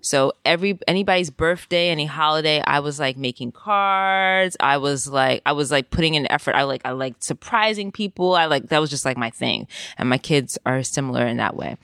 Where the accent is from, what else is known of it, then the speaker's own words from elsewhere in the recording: New York City, New York, United States; moved away as an adult; now in Amsterdam, Netherlands; I grew up in the Bronx and first generation Jamaican in the Bronx